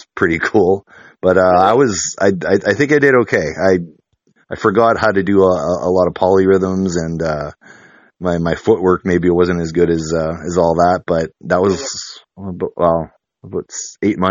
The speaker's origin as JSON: {"language": "English", "region": "the Maritimes", "country": "Canada", "moved": "yes", "lives_now": "Winnipeg, Canada", "said": "I'm from the Maritimes"}